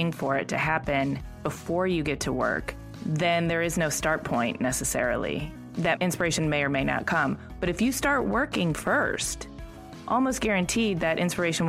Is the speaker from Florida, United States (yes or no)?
no; Michigan, United States; I'm from Michigan